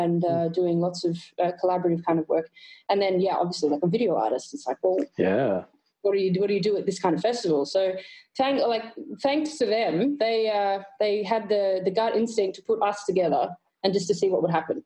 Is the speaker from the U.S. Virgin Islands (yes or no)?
no; Australia; being Australian